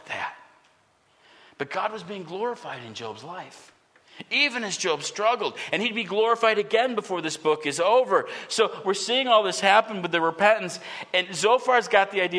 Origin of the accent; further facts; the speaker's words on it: United States; I love what it means to be an American